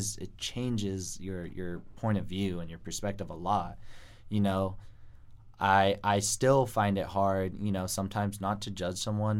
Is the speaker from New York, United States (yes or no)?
no; Santa Cruz, California, United States; moved away; I grew up in Santa Cruz